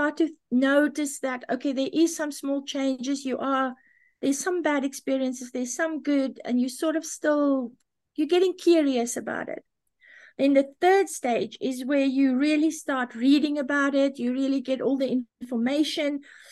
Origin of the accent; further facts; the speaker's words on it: South Africa; I was born in South Africa.